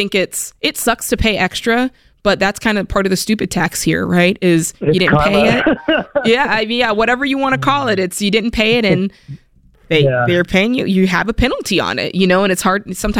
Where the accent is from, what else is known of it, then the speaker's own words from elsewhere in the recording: Florida, United States; I had some friends come see me that you guys know I'm from South Florida. And so I miss my friends.